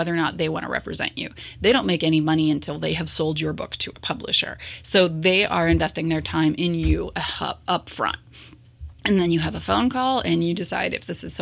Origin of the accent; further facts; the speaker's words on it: Morrow County, Ohio, United States; growing up in Morrow County and working in the schools for over a decade